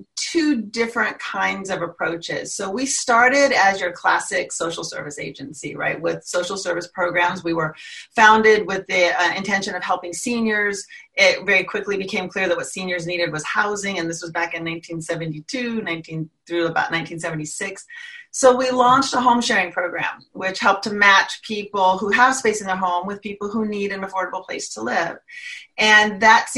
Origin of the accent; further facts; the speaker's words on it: San Jose, California, United States; moved away as an adult; also born or lived in Central Coast, California; now in San Mateo County, United States; I grew up in San Jose and then went to school down in the Central Coast. But I've been up in San Mateo County for 30 years plus.